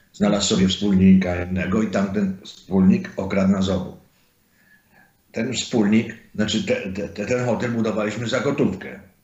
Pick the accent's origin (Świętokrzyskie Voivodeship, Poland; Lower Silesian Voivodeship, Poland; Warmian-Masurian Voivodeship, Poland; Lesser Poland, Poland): Lesser Poland, Poland; Zakopane; moved away as an adult; also born or lived in United States; pochodzę z Zakopanego